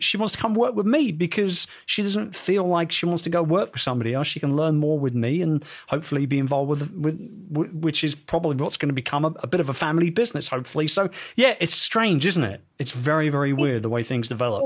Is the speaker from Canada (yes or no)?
no; London, United Kingdom; in London, my hometown